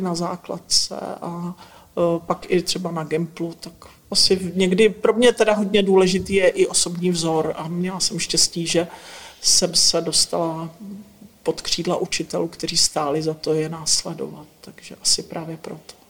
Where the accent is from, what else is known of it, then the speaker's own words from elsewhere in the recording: Northern Moravia, Czechia; pocházím ze Severní Moravy